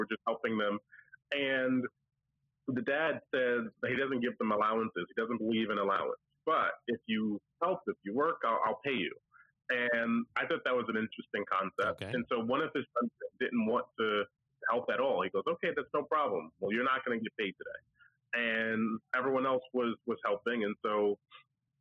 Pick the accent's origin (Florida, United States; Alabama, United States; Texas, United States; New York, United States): New York, United States; now in New Jersey, United States; I'm from New York. I live in New Jersey now